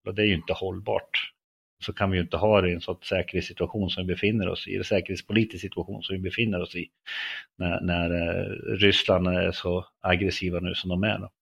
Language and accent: Swedish; Löa, Örebro County, Sweden; född och uppväxt i norra Örebro län i en liten, liten by som heter Löa